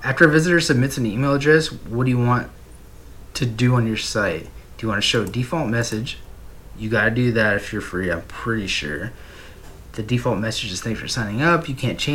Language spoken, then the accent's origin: English; United States; I'm from America